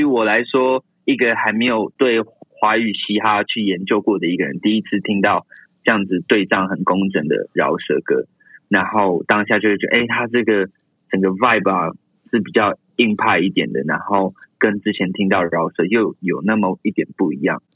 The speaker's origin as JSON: {"language": "Chinese", "region": "Taoyuan", "country": "Taiwan", "also_born_or_lived": "Tainan", "moved": "as an adult", "said": "我本身是桃园人"}